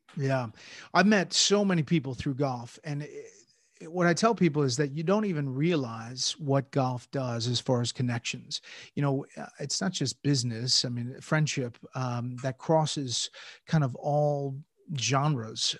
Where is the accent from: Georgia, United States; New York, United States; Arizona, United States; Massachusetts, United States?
Georgia, United States; Atlanta; moved away; also born or lived in New Jersey; I moved from New Jersey to Atlanta